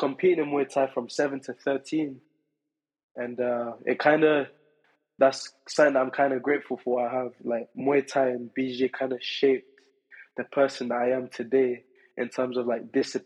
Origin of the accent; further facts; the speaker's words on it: London, United Kingdom; as a Londoner